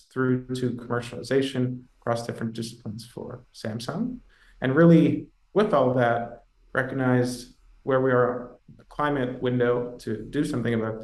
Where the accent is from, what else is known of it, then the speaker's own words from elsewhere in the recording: Toronto, Ontario, Canada; moved away as an adult; also born or lived in New York City; I'm originally Canadian, from Toronto, grew up there